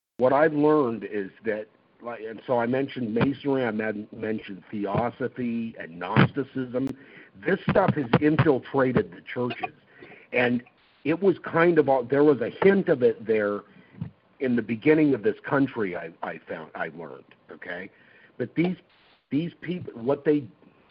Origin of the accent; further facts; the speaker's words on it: Oregon, United States; also born or lived in California; I was originally from California, and we moved to Oregon when I was like a year and a half older. So I've been raised here in Oregon